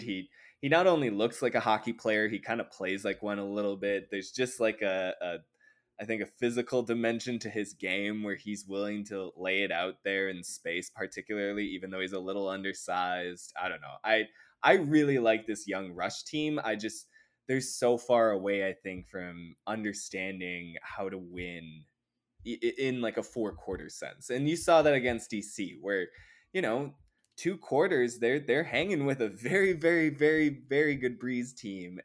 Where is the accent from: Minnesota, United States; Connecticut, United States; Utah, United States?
Minnesota, United States; my home state